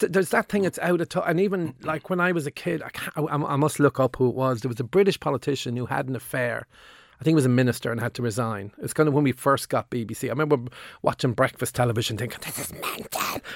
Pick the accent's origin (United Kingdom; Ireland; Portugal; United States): Ireland; Limerick, Munster; when I was in the eighties growing up in Limerick